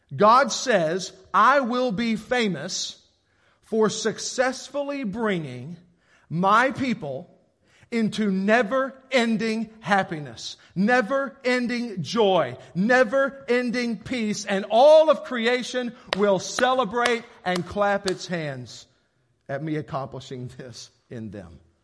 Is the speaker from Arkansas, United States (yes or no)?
yes; Paragould, Arkansas, United States; I grew up in Paragould, and I feel like it was pretty religious around here